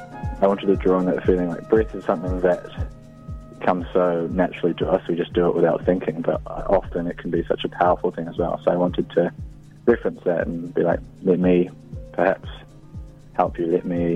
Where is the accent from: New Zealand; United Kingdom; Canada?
New Zealand; Opoutere, Waikato; a place where I grew up on the Coromandel called Opotere